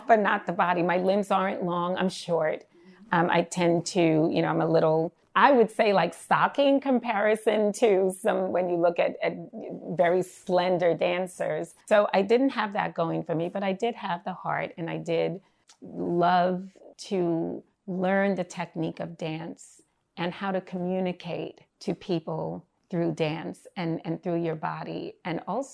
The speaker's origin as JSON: {"language": "English", "town": "New York City", "region": "New York", "country": "United States", "said": "I'm from Bed-Stuy."}